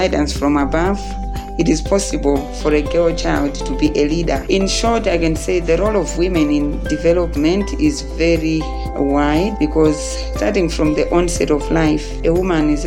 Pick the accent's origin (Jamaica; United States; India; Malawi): Malawi; Kundai village, T/A Maganga, Salima district, Central Region; I come from Kundai village, Te Maganga in Salima district